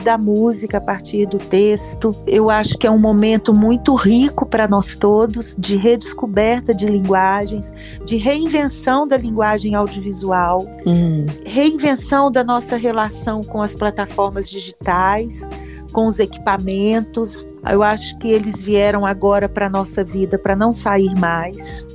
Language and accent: Portuguese; Oliveira, Minas Gerais, Brazil; now in Belo Horizonte, Brazil; E que é a casa onde eu fui criada, onde eu passei toda a minha infância, vivi aqui até os 15, 16 anos